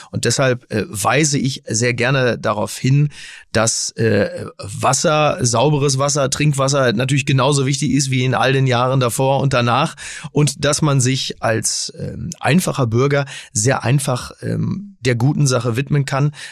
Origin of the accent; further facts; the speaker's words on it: Dortmund, North Rhine-Westphalia, Germany; Selbst als Dortmunder denke ich, wäre doch toll, wenn es einen Ruhrgebietsverein gäbe